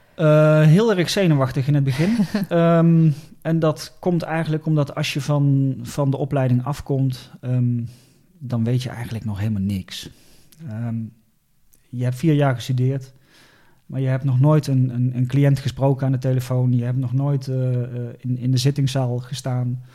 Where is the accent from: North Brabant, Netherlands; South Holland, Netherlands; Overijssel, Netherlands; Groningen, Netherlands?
North Brabant, Netherlands; Eindhoven; moved away as an adult; also born or lived in Leeuwarden; Ik ben geboren in Eindhoven